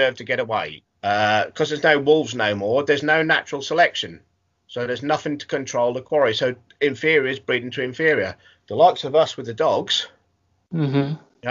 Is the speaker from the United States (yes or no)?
no; the Fens, East of England, United Kingdom; I'm born and bred on the Fens, which is probably one of the greatest hunting areas in the UK